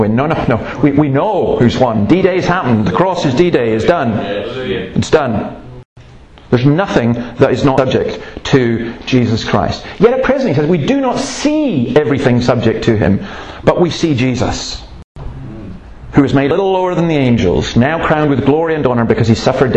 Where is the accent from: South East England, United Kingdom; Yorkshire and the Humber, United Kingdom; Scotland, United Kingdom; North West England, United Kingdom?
Scotland, United Kingdom; I'm Scottish